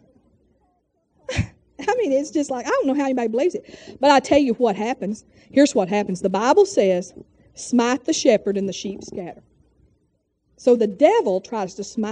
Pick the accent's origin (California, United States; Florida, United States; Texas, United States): Texas, United States; moved away; we're from Texas